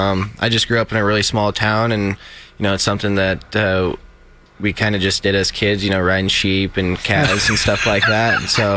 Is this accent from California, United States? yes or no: no; Gordon, Nebraska, United States; Gordon, Nebraska.